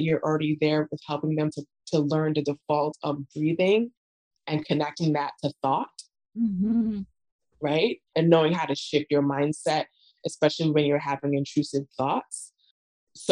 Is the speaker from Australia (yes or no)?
no; Barbados; I'm from Barbados